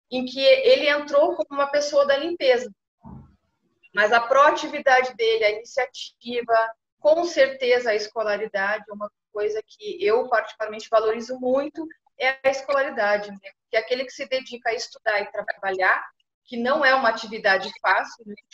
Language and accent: Portuguese; Pelotas, Rio Grande do Sul, Brazil; now in Paraná, Brazil; eu estou no Paraná, mas sou natural de Pelotas.